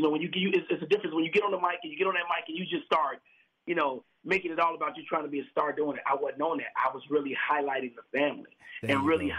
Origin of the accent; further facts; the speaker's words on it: Chicago, Illinois, United States; you know Chicago, so you know what Inglewood is like. You know, I'm originally from the West Side, you know, from the projects, you know.